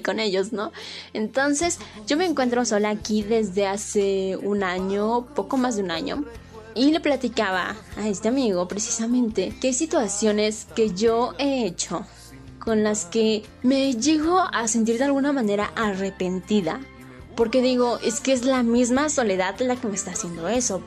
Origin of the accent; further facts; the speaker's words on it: Puebla, Mexico; moved away as an adult; now in Mexico City, Mexico; soy de un municipio muy pequeño en Puebla, pero me mudé a la Ciudad de México